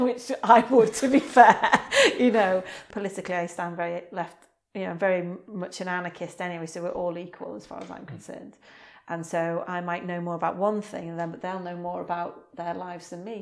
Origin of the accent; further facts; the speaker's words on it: Wrexham, Wales, United Kingdom; I am a poet from Wrexham, North Wales